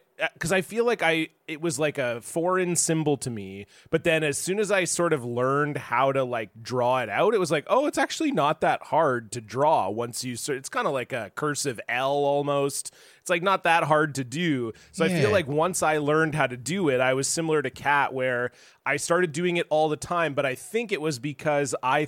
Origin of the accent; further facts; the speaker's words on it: Ontario, Canada; now in Vancouver, Canada; I grew up in Ontario